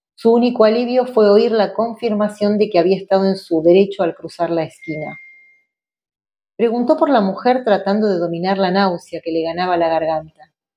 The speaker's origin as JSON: {"language": "Spanish", "country": "Argentina", "said": "Nosotros como argentinos y argentinas tenemos una tradición de cuentistas"}